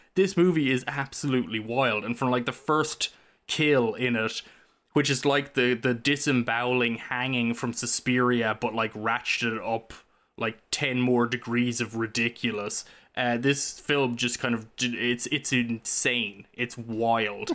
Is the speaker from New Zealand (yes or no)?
no; Ireland; now in United States; growing up in Ireland